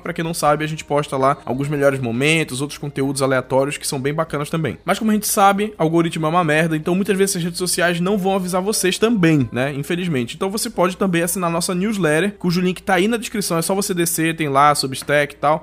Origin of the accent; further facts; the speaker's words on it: Belém, Pará, Brazil; a gente é aqui de Belém, Belém do Pará